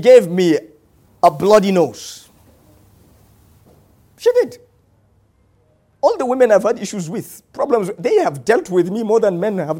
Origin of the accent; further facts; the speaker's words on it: Nigeria; I am Nigerian. I'm proud of the green, white, green